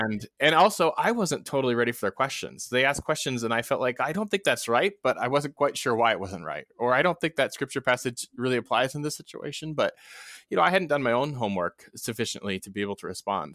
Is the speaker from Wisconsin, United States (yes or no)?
yes; Neenah, Wisconsin, United States; moved away; I grew up in Wisconsin